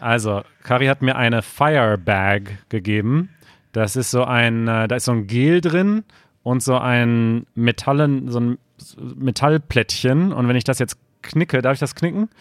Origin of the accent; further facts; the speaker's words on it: China; German is a second language; moved away as an adult; now in Germany; ich komme aus China und ich bin seit einem Jahr in Deutschland.